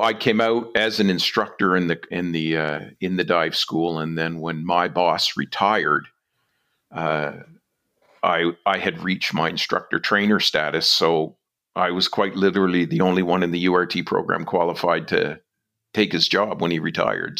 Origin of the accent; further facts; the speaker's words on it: New Brunswick, Canada; moved away as an adult; now in West Coast, Canada; I'm from New Brunswick